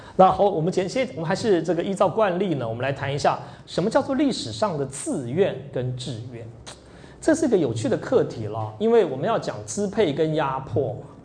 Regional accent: Taiwan; 我从台湾来的

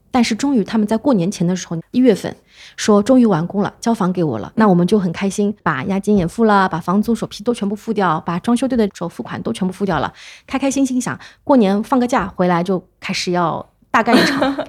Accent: China; 而且就是我们中国人其实还会有个问题

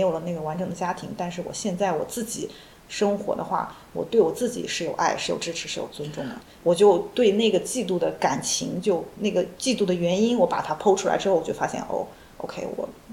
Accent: northern China, China; moved away; 我在国内，我是北方人

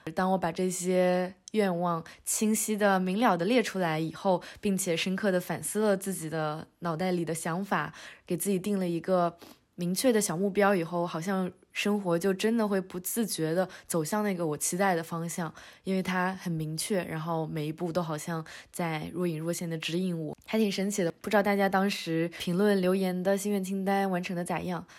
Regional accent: Northeast China, China; moved away; 咱们东北人就是有一个喜欢鼓励多吃饭的传统

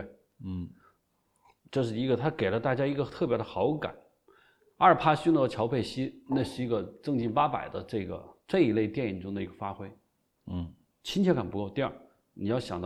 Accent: China; 我要金鸡奖最，因为我觉得是我是中国人，金鸡奖是中国的最高奖，是吧？

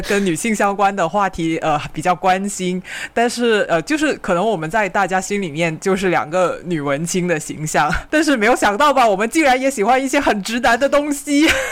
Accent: Guangdong, China; 我们广东这边

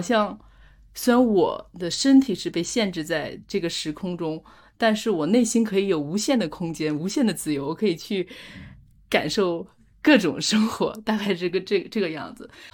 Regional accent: rural outskirts of Beijing, China; moved away as an adult; now in France; 我从来没有觉得我是北京的，我去一次天安门也很兴奋，然后到十五岁只去过两次，所以我不觉得我是北京人

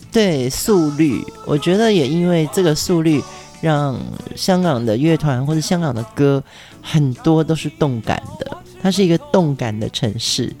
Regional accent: Pingtung County, Taiwan; 屏东是我的家乡

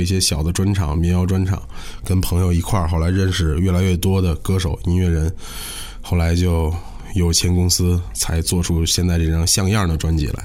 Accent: Beijing, China; 北京地铁四号线的终点站也是我出生的地方

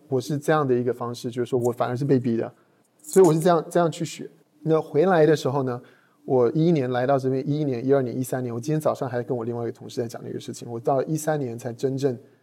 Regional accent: Taiwan; accent: Taiwanese; also born or lived in United States / Boston / Los Angeles; now in Shanghai, China; 我是在台湾出生，然后在九八年的时候，啊，我们全家起，呃，移民到美国。然后在美国基本上就一直待着了，然后直到二零一一年的时候才来到的，才来到中国

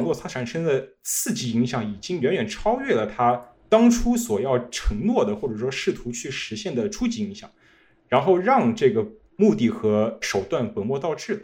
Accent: Marshall, Texas, United States; Chinese is a second language; moved away as an adult; also born or lived in Beijing; 那时候我已经回到我老家了，马歇尔，呃，特别小，两万五千个人，这个人口

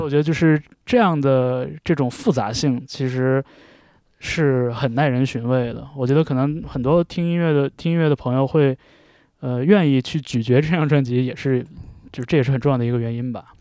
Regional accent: Jilin, China; 因为我是东北人。嗯。呃，我来自吉林

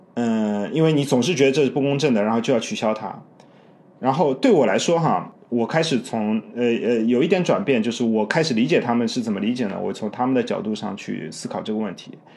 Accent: China; now in United States; 或者说是一个中国人，在，或者说是一个在美，在美华人

